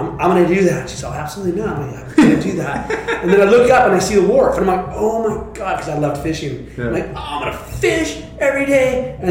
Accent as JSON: {"language": "English", "town": "Santa Cruz", "region": "California", "country": "United States", "tie": "born or raised there", "said": "back in, I think it was 1973, I moved from the Midtown Santa Cruz to two blocks from Cowles Beach."}